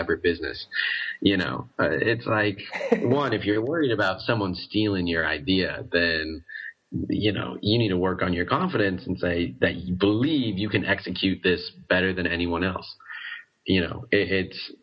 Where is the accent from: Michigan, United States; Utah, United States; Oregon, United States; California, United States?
Oregon, United States; moved away as an adult; now in Guangzhou, China; I'm from Oregon